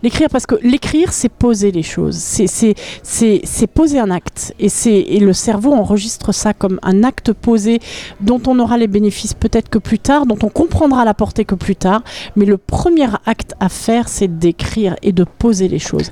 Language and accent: French; Paris, Île-de-France, France; moved away as an adult; also born or lived in Berlin / Alpes-Maritimes / Orthez; now in Sarthe, France; quand je suis née, mes parents habitaient à Berlin. Et euh, donc, quand j'ai eu 6 ans, mon père a changé de travail, il est arrivé à Paris, euh, à l'hôtel Nico. Et donc, je suis arrivée à Paris à l'âge de, à de 6 ans. Et j'y ai vécu jusqu'à l'âge de 24 ans